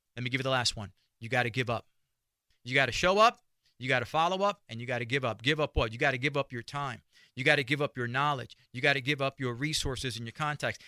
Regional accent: New York City, New York, United States; I grew up in Spanish Harlem and in the barrio

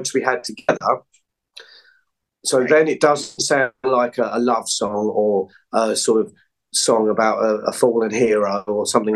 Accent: England, United Kingdom; I'm English

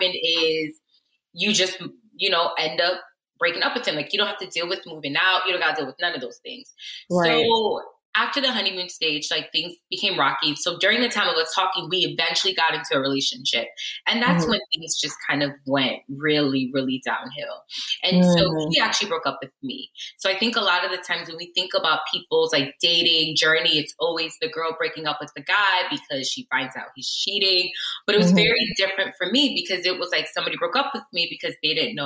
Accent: Connecticut, United States; moved away as an adult; also born or lived in Nigeria / Newark, New Jersey; I grew up in Connecticut

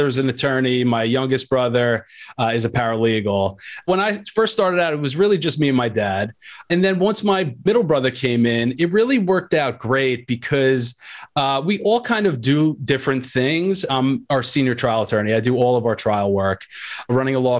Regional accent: Long Island, New York, United States; I'm a New York guy, you know, born and raised in Long Island

